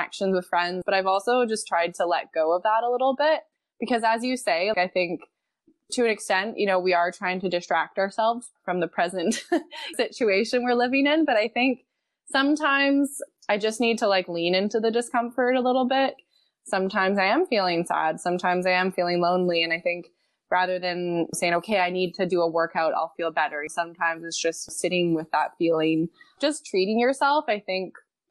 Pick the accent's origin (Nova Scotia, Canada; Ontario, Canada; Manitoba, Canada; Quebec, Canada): Quebec, Canada; Montreal; moved away as an adult; I'm originally from Montreal.